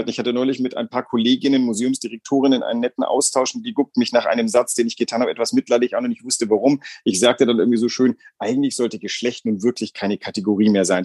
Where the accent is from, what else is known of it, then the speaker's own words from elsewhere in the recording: Greece; now in Germany; ich bin in Griechenland groß geworden.